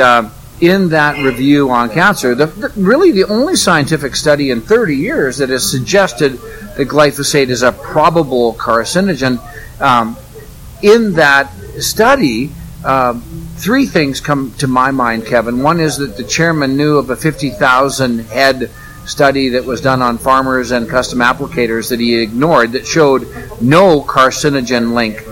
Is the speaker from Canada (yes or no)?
yes; Red Deer, Alberta, Canada; my hometown area of uh, Red Deer, Alberta